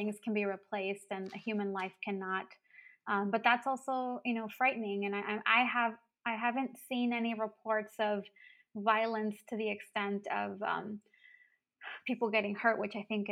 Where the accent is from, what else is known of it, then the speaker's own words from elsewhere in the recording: Brownsville, Texas, United States; moved away as an adult; now in Madison, United States; I grew up in Brownsville